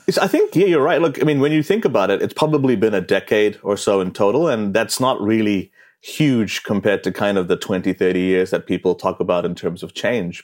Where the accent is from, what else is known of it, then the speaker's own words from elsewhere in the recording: New Zealand; moved away as an adult; growing up in New Zealand